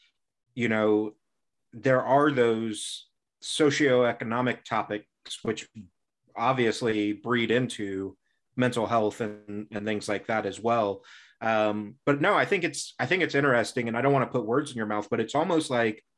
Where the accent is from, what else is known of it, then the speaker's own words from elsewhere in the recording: Indiana, United States; I grew up in Indiana, so Midwest